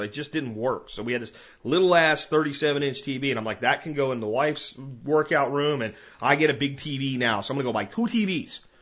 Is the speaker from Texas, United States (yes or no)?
yes; Texas, United States; my home state of Texas